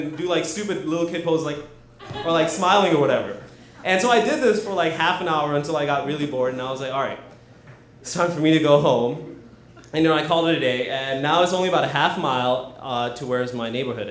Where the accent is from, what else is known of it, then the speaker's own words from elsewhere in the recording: Hyderabad, Telangana, India; I was born in Hyderabad, which is a very congested town in South India, about the size of Boston.